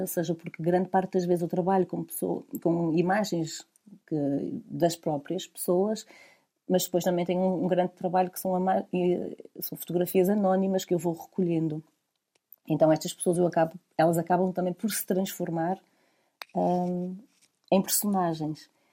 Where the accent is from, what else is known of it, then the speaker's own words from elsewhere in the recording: Vila Nova de Famalicão, Norte, Portugal; now in Porto, Portugal; toda a zona de onde eu sou, a zona do Val do Ave. Eh, eu sou de, eh, de Vila Nova de Famalicão.